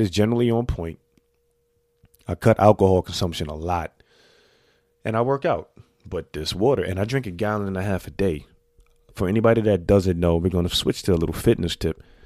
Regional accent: New York City, New York, United States; I made it thirty-eight years growing up in the Bronx

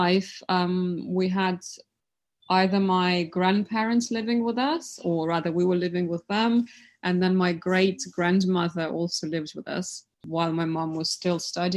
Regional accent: Siberia, Russia; cold places in Russia, like Siberia, where I come from

